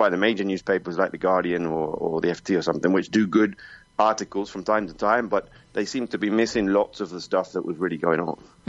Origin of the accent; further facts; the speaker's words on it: United Kingdom; moved away as an adult; now in Spain; I've spent basically all of my adult life outside of the UK, so and in Spanish most of it, so a kind of a mix at this point